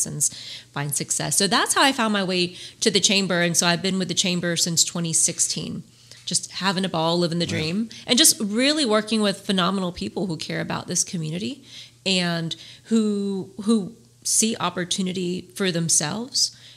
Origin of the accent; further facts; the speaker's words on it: Orlando, Florida, United States; moved away as an adult; also born or lived in Puerto Rico; now in Albany, Georgia, United States; I'm originally from Puerto Rico. Grew up in the Orlando, Kissimmee area.